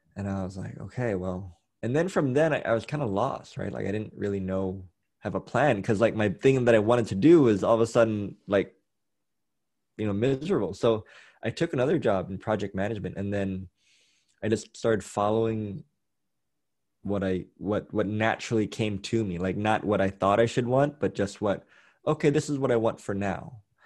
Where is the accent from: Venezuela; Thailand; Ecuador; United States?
Thailand; growing up in Thailand